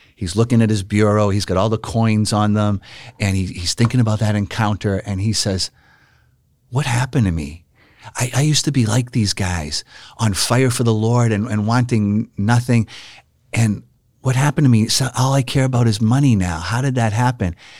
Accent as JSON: {"language": "English", "town": "Boston", "region": "Massachusetts", "country": "United States", "tie": "born or raised there", "said": "I grew up knowing the friars in my hometown of Boston, Massachusetts"}